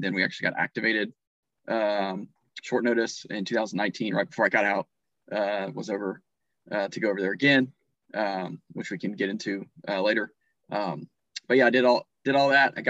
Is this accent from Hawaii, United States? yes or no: no; North Carolina, United States; I was born and raised in North Carolina, lived on my grandparents' farm